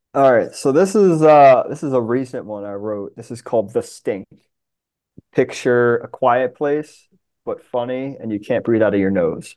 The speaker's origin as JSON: {"language": "English", "area": "Long Island", "region": "New York", "country": "United States", "tie": "born or raised there", "moved": "yes", "lives_now": "Washington, D.C., United States", "said": "I grew up in Long Island, so that's the marine life that I grew up loving."}